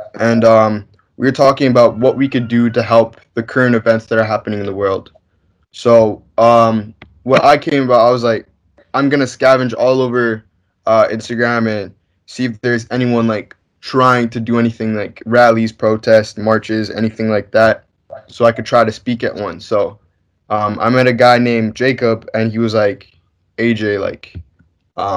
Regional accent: Vancouver, British Columbia, Canada; I'm from Vancouver, British Columbia, born and raised.

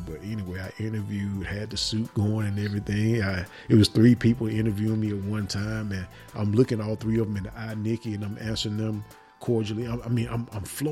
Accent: Memphis, Tennessee, United States; I'm from Memphis.

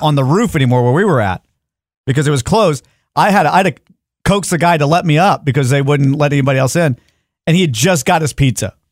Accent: Dallas, Texas, United States; we are from Dallas. We've all grown up in different shady areas of Dallas

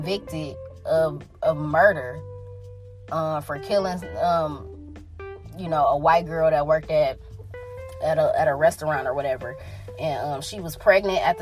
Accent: Detroit, Michigan, United States; also born or lived in Birmingham, Michigan; I'm from Detroit, but I done lived all around the Metro Detroit area my entire life

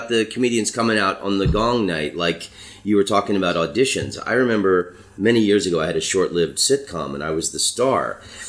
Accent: Florida, United States; I'm from Florida

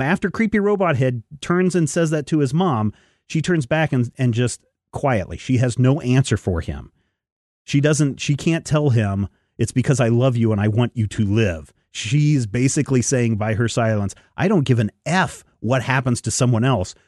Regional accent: United States

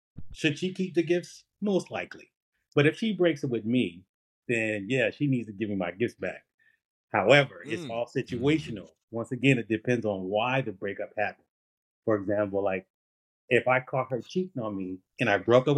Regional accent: Philadelphia, Pennsylvania, United States; also born or lived in California / Delaware / Oklahoma; now in Florida, United States; I grew up in Philadelphia and lived all over the country.

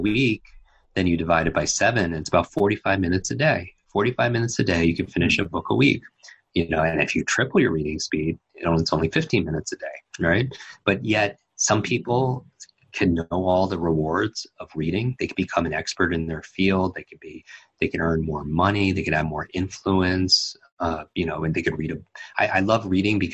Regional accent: Northeast, United States; I grew up in the Northeast

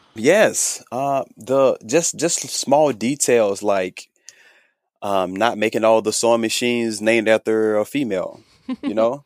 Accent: Thomasville, Georgia, United States; moved away as an adult; now in Los Angeles, United States; I am from Thomasville, Georgia

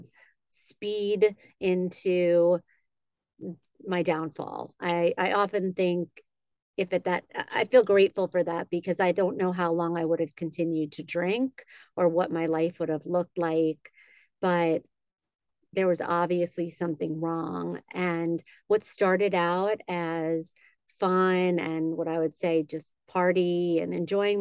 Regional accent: Great Neck, New York, United States; moved away as an adult; now in Los Angeles, United States; I'm originally from New York. I grew up in on Long Island in Great Neck

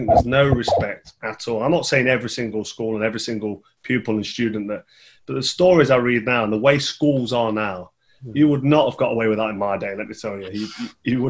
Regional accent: Nottingham, East Midlands, United Kingdom; I grew up in Colwick in Nottingham, which is quite a nice place.

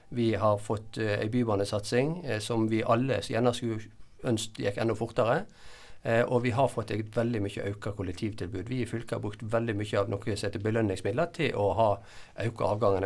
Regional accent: Nordhordland, Vestland, Norway; jeg sa jeg kom fra Nordhordland.

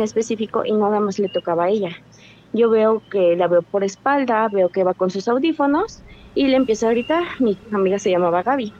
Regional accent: Cuernavaca, Morelos, Mexico; De Cuernavaca, Morelos

